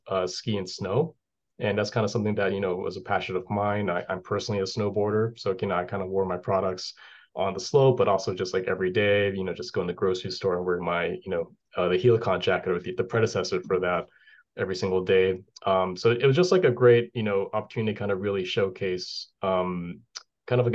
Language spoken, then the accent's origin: English; Hawaii, United States; moved away as an adult; also born or lived in West Coast / Boston; now in New Hampshire, United States; I'm from Hawaii. So, you know, one of those things where there's no snow